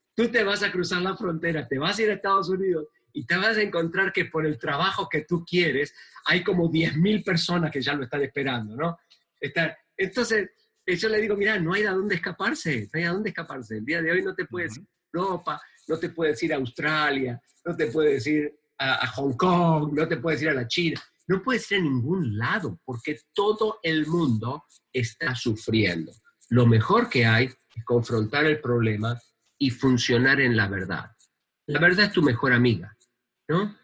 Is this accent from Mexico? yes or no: no; Argentina; en mi país